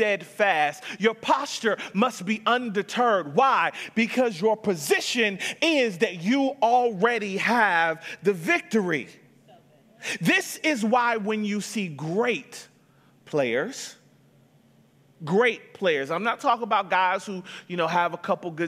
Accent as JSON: {"language": "English", "town": "Atlanta", "region": "Georgia", "country": "United States", "moved": "yes", "said": "I was from Atlanta."}